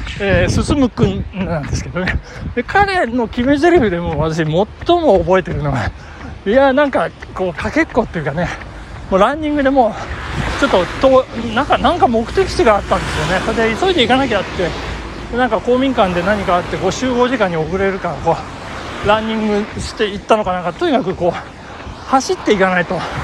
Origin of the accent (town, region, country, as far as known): Nagano, Japan; born or raised there